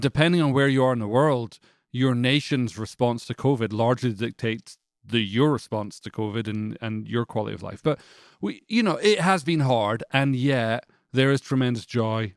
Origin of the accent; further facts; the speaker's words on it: Canada; now in Franklin, United States; I'm from Canada